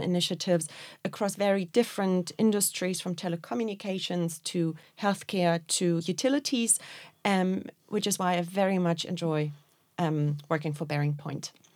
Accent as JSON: {"language": "English", "region": "Berlin", "country": "Germany", "moved": "as an adult", "lives_now": "Dublin, Ireland", "said": "I'm originally from Berlin"}